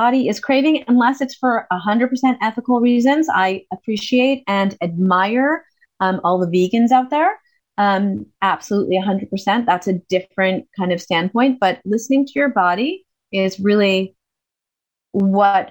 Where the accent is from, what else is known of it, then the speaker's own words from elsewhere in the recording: United States; I'm American